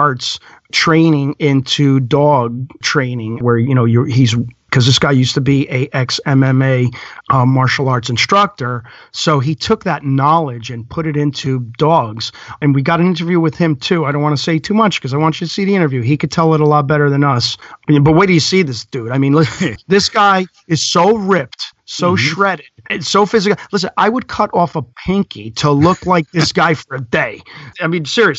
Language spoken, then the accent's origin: English; Elizabeth, New Jersey, United States; my hometown, Elizabeth